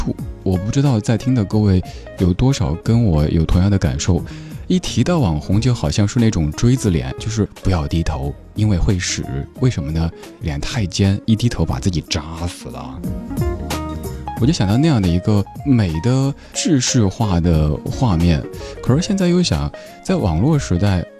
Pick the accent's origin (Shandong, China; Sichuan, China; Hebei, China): Sichuan, China; Chengdu; now in Beijing, China; 我家乡成都